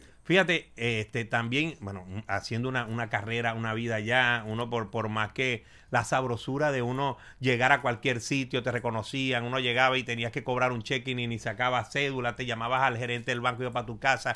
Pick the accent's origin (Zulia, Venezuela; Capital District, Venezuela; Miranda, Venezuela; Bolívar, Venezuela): Zulia, Venezuela; Maracaibo; now in United States; llego a Maracaibo y yo dije, bueno, ya llegué mi tierra